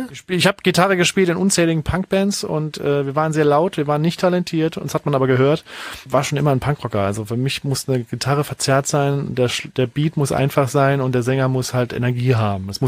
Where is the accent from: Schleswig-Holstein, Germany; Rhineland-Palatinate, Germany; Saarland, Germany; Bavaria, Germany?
Saarland, Germany; Saarbrücken; so ein Rockclub in Saarbrücken, wo ich herkomme